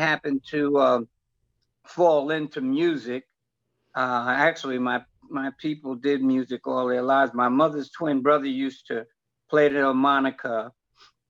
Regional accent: New York City, New York, United States; born and raised in New York, up in Harlem

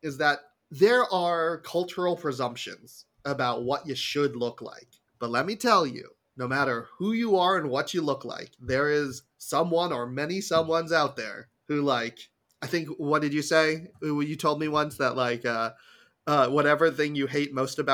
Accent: South Korea; I was born in Korea.

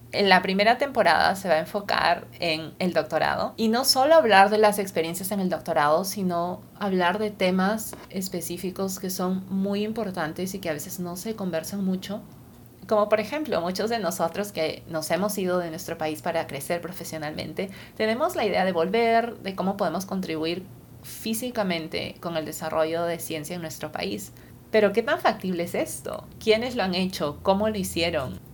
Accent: Lima, Peru; moved away as an adult; also born or lived in California, United States; Yo nací y crecí en Lima, Perú

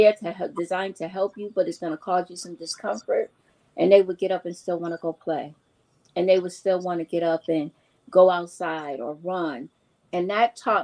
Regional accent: New York City, New York, United States; I grew up with her in New York City.

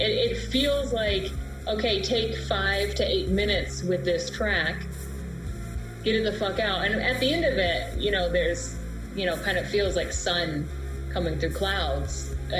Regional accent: Texas, United States; Well, like I said, I'm from Texas, so it's like, you're going to cry, you're going to show you're weak.

